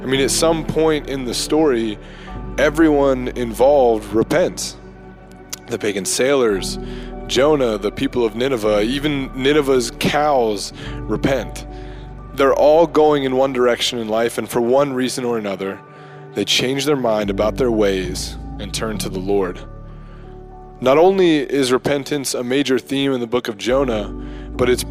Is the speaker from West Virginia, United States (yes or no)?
yes; Bridgeport, West Virginia, United States; my hometown of Bridgeport